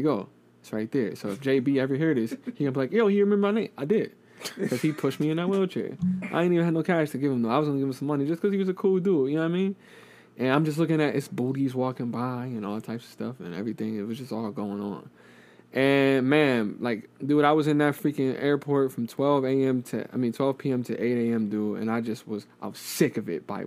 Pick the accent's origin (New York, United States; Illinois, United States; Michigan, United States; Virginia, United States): New York, United States; Buffalo; I'm from Buffalo